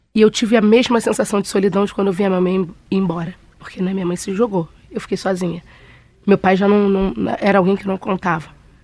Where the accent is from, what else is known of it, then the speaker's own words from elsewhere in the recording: Rio de Janeiro, Brazil; eu sou carioca